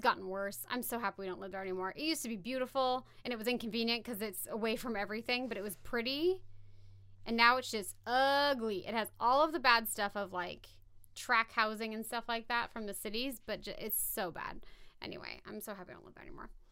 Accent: Valley Center, California, United States; I grew up in Valley Center

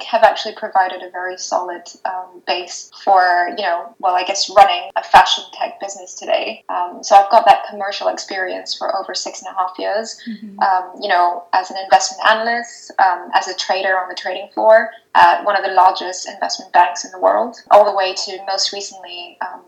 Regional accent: Singapore; moved away as an adult; also born or lived in Rajasthan, India; now in United Kingdom; I was born in India, in Rajasthan, and then I moved to Singapore with my family when I was 2 years old, and so I'm still living in Singapore, I suppose, but I came to the UK for university, and I've been here for almost 10 years

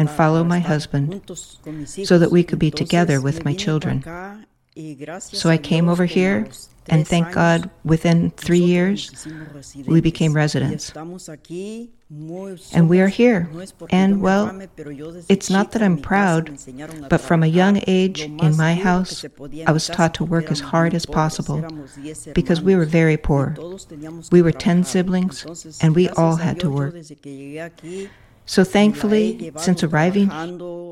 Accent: Putla de Guerrero, Oaxaca, Mexico; moved away as an adult; now in United States; I'm originally from Putla de Guerrero, Oaxaca

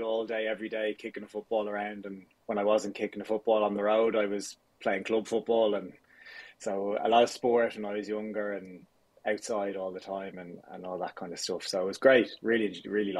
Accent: Dublin, Leinster, Ireland; I grew up out near Cabinteely there. Lived there all my younger years and went to school in Dublin, went to college in Dublin.

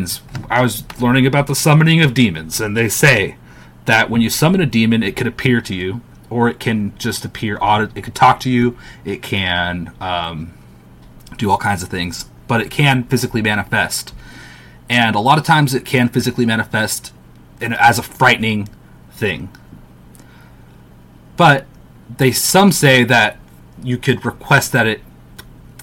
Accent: United States; I'm American. I'm going to pronounce it in my American way.

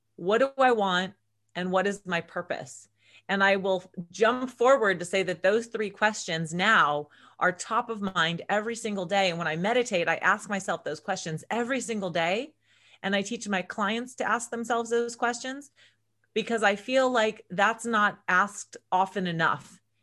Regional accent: Agoura Hills, California, United States; also born or lived in Los Angeles / Conejo Valley / Santa Barbara; I grew up in Agora Hills, which is just outside of Los Angeles with my parents and my brother.

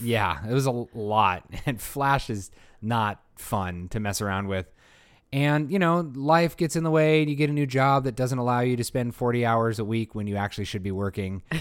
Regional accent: Bay Area, California, United States; growing up in the Bay Area where everything has Spanish names

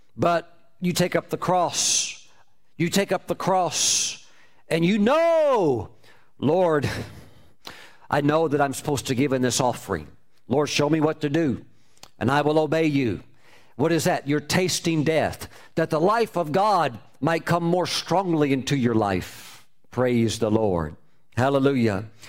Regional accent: United States; my home my home country

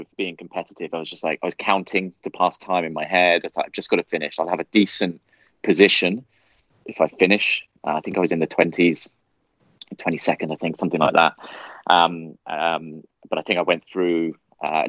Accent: United Kingdom; moved away as an adult; also born or lived in Sydney, Australia; being British

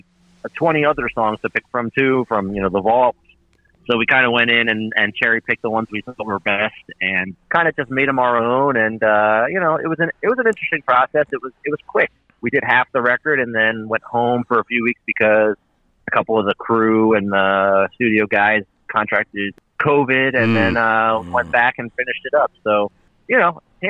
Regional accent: New Jersey, United States; also born or lived in Pennsylvania / Philadelphia; I grew up in Jersey, and my mom's side of the family actually moved to Pennsylvania, so I kind of was split between the two

